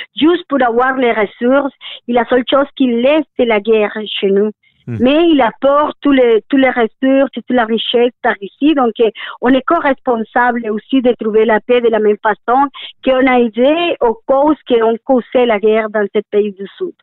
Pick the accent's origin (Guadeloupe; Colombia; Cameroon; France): Colombia; now in Canada; chez nous, en Colombie